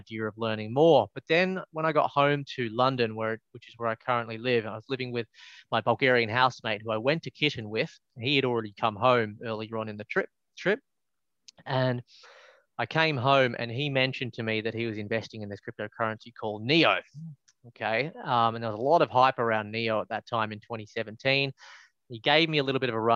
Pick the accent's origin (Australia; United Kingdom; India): Australia; Melbourne, Victoria; moved away; I'm from Melbourne originally